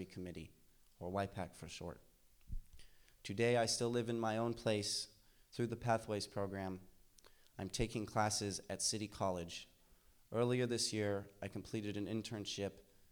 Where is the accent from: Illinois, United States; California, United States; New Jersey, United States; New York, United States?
California, United States; San Francisco; I'm from San Francisco. I have two generations here on my dad's side and three on my mother's.